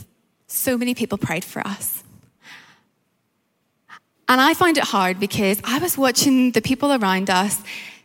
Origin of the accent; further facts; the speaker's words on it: Northern Ireland, United Kingdom; accent: Northern Irish; also born or lived in Malaysia; now in London, United Kingdom; My accent is Northern Irish